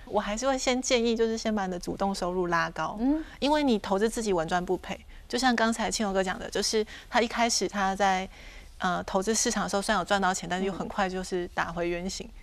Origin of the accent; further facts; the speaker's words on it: Taitung, Taitung County, Taiwan; moved away as an adult; now in Taipei, Taiwan; 因为我是台东人嘛嗯，然后我在台北工作